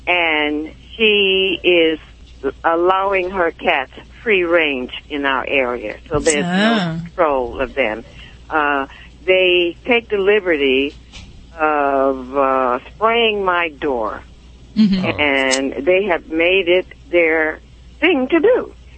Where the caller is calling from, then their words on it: Port Hueneme, California, United States; I'm calling for lovely Port Hueneme, California, little military town.